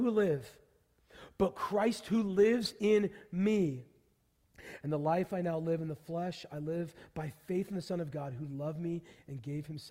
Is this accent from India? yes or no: no; Pacific Northwest, United States; I grew up in the Pacific Northwest.